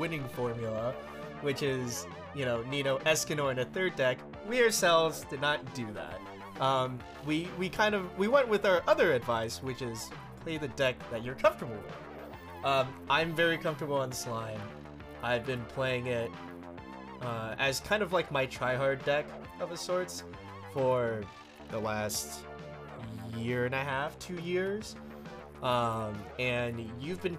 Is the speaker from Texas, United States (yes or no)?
yes; Houston, Texas, United States; moved away as an adult; now in Dallas, United States; So I live in Dallas right now, obviously. I grew up in Houston.